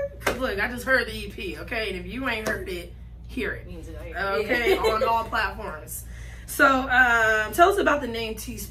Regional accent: San Bernardino, California, United States; Born out there.

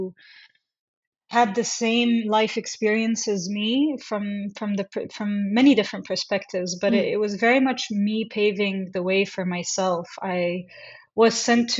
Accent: Jeddah, Makkah Province, Saudi Arabia; I grew up in Jeddah, Saudi Arabia, the second largest city in Saudi.

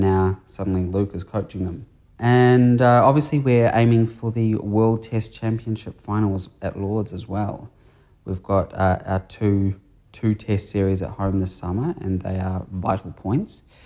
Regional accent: Christchurch, Canterbury, New Zealand; my hometown of Christchurch

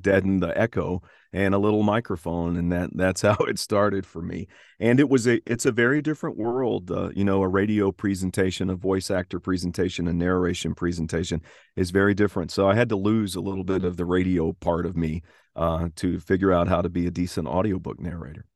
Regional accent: Tennessee, United States; accent: Tennessee accent; subtle Southern; I'm from the state of Tennessee

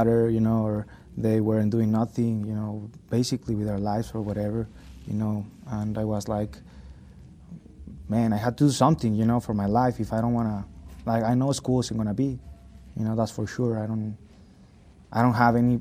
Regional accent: Hidalgo del Parral, Chihuahua, Mexico; now in United States; my mom, dad, and my sister, they're in my hometown, Parral.

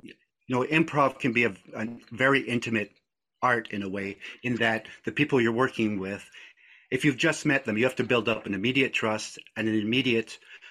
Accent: Scotland, United Kingdom; moved away; My family was, we were a Scottish family. I was born in Scotland

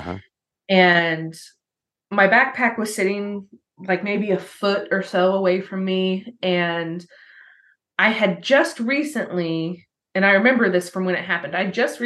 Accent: Spencer County, Indiana, United States; that was in the county we grew up in Spencer County

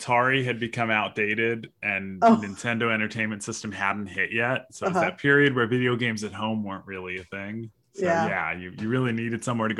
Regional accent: Corona, California, United States; No, I grew up in Corona, California, which is down in Riverside County, not too far from Los Angeles.

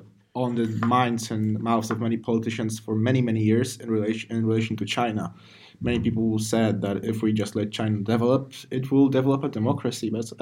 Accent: Poland; in my home country, many people are angered that in the West, the fall of the Berlin Wall is mentioned as the end of the Cold War. And people say that, oh, wait, we were the first ones to abolish communism in Poland in 89.

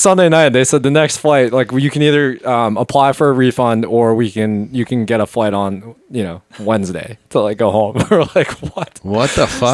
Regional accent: Wrentham, Massachusetts, United States; moved away as an adult; now in Philadelphia, United States; I even grew up like kind of like you guys. Like I was like half an hour outside of Boston

